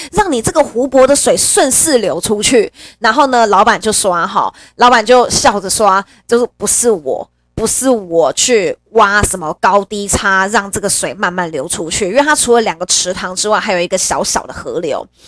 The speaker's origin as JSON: {"language": "Chinese", "country": "Taiwan", "tie": "born or raised there", "said": "我一辈子生活在台湾"}